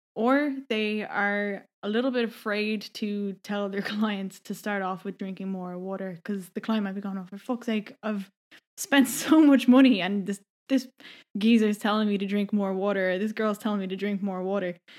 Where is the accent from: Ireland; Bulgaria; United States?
Ireland; Donabate, Leinster; moved away as an adult; also born or lived in Vancouver, Canada; I'm from Donabate